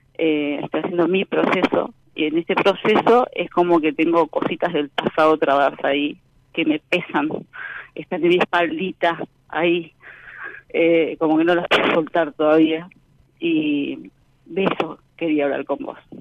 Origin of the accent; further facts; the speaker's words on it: Boulogne, Buenos Aires Province, Argentina; Soy de Boulogne, zona norte, Buenos Aires.